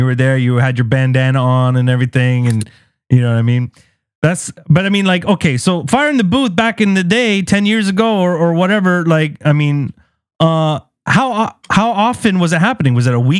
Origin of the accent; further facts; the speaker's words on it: Canada; as a Canadian / Lebanese person, mostly identified as someone who, I create Western music, bro.